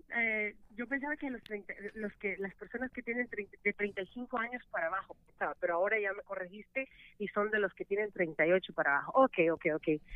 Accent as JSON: {"language": "Spanish", "country": "El Salvador", "moved": "yes", "lives_now": "United States", "said": "soy la primera salvadoreña que ha durado 15 años en radio"}